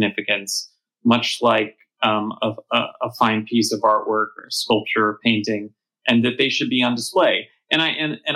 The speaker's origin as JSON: {"language": "English", "town": "Los Angeles", "region": "California", "country": "United States", "tie": "born or raised there", "said": "I'm from Los Angeles, born and raised. It's my hometown."}